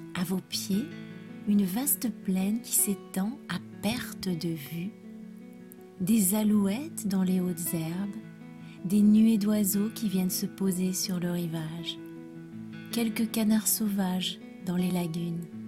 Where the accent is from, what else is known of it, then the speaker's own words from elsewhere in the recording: France; je suis française